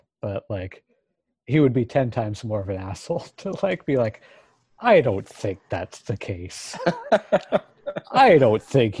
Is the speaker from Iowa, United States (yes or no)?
no; Maine, United States; I was growing up in the 90s, but, you know. It was Maine, so it was, you know, we'd just gotten the 80s.